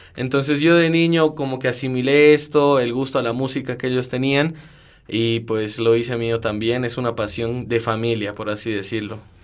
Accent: Cochabamba, Bolivia; also born or lived in Bogotá, Colombia

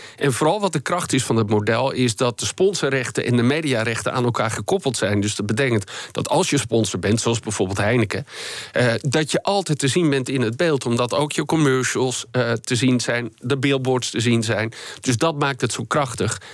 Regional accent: Netherlands; wij als Nederlanders

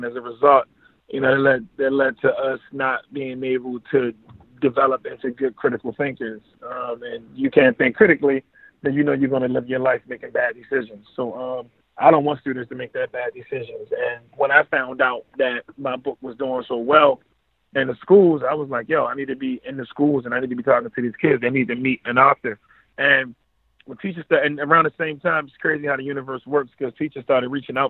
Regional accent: Baltimore, Maryland, United States; I'm from East Baltimore. It came up kind of rough, but, you know, I've had a beautiful family, still have a beautiful family. It was the 90s, so it was the crack era.

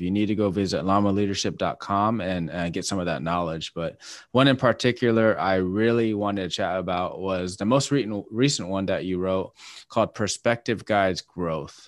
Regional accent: Washington, United States; moved away; I'm from Washington State

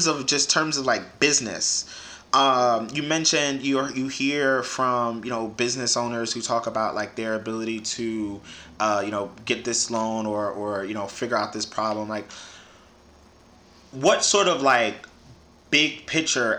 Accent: New York City, New York, United States; growing up in the Bronx

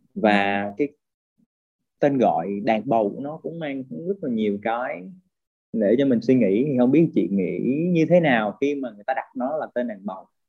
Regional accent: Vietnam; mình là người Việt Nam

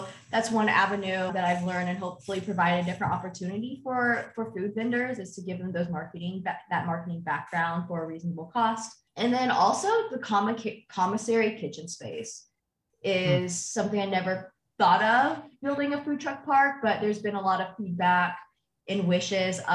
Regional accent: Terre Haute, Indiana, United States; also born or lived in China; the truck stop in Terre Haute. That's where I'm from, my hometown

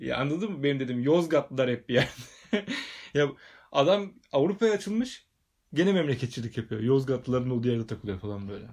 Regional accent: Bursa, Turkey; Bursalıyım ben

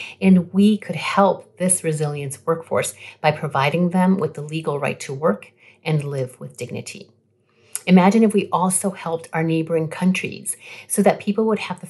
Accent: Rhode Island, United States; also born or lived in Colombia; I'm an immigrant from Colombia who came to the United States when I was 3 years old after my father was recruited to work in a textile factory in the state of Rhode Island

